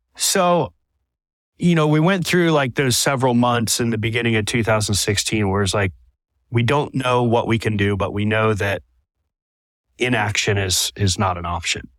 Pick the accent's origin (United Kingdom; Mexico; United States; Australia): United States; Southwest Florida; born and raised in Southwest Florida and, and growing up, my whole life revolved around the water